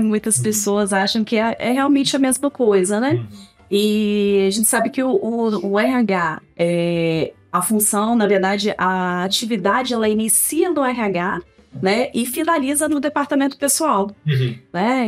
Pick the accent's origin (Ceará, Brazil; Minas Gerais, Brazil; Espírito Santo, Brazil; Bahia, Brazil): Espírito Santo, Brazil; Pancas; also born or lived in Vitória; Nasci em Pancas. Na verdade, eu nasci em Vitória e fui para Pancas com uhum. seis anos, né?